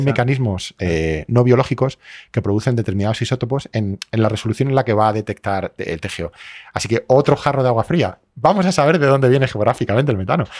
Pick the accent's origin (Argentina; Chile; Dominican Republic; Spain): Spain; also born or lived in Madrid